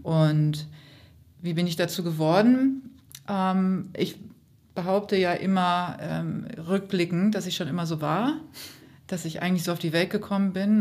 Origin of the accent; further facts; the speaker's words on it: Hamburg, Germany; als Hamburgerin